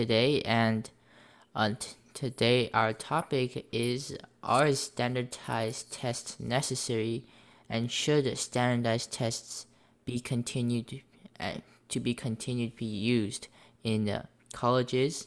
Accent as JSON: {"language": "English", "country": "United States", "tie": "born or raised there", "said": "I have been born and raised in the United States"}